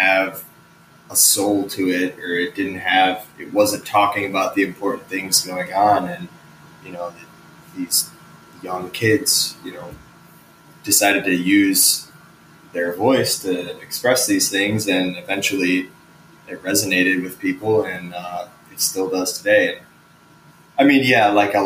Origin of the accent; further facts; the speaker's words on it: south suburbs of Chicago, Illinois, United States; now in Chicago, United States; I grew up like south of Chicago in the burbs